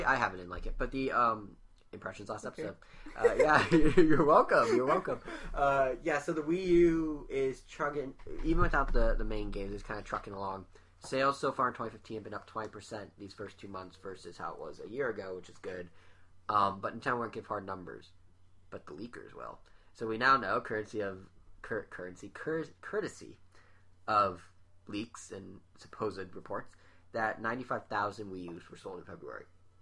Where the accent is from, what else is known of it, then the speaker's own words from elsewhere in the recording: Montana, United States; I did grow up in Montana